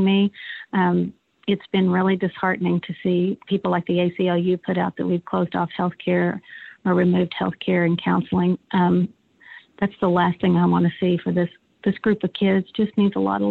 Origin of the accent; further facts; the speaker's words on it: United States; as an American and as a mom